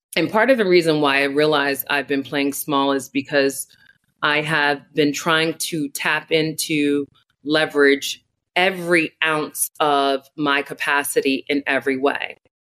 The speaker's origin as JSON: {"language": "English", "town": "Newark", "region": "New Jersey", "country": "United States", "tie": "born or raised there", "said": "develop an education program in my hometown of Newark, New Jersey"}